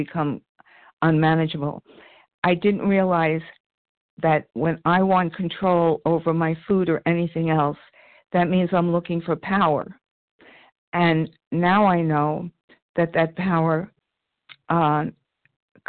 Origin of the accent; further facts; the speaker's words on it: New York, United States; accent: New York; my New York accent